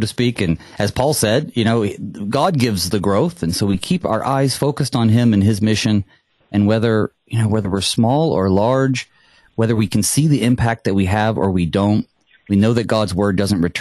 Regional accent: North Carolina, United States; moved away; North Carolina is my home state.

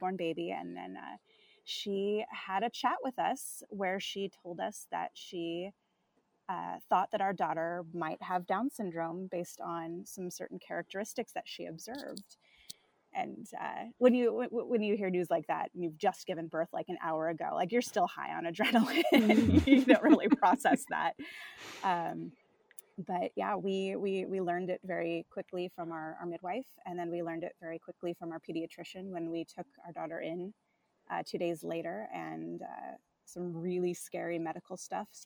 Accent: Southern California, United States; moved away; my hometown in Southern California

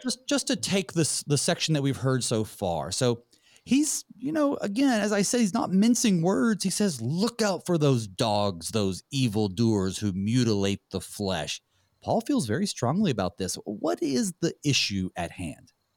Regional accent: North Carolina, United States; I'm from North Carolina

